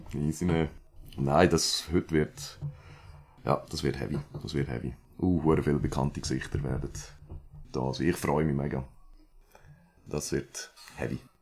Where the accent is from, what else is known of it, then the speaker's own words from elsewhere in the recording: Villmergen, Aargau, Switzerland; accent: Aargau dialect; moved away as an adult; now in Chur, Switzerland; aber ich repräsente doch logischerweise immer noch den Aargau. Ich habe ja auch den Dialekt.